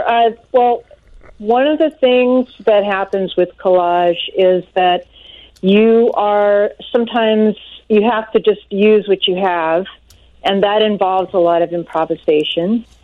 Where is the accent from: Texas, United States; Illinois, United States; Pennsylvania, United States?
Illinois, United States; Chicago; also born or lived in Montreal, Canada / Toronto, Canada / Bloomington, Indiana; Uh, well, I'm a Chicagoan. I am, uh, but I I lived in various places around the world. I lived in Montreal